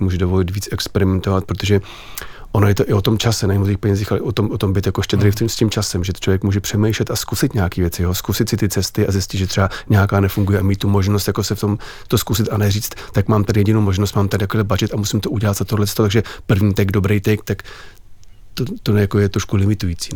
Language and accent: Czech; Czechia; jsem Čech, miluju Čechy, žiju tady